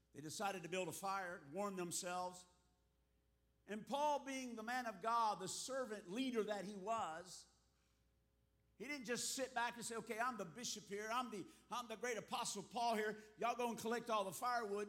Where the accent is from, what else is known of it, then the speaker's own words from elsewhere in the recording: South Florida, United States; moved away as an adult; also born or lived in Texas; now in Africa; I was born in Texas, but raised here in the South Florida area since the fourth grade